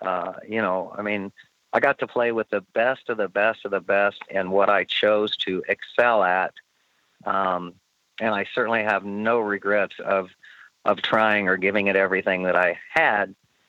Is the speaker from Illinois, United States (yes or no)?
yes; Springfield, Illinois, United States; the Springfield mile, which was my hometown.